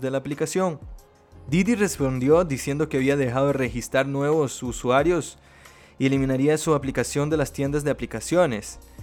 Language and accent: Spanish; Brazil; now in Costa Rica; yo como vengo de Brasil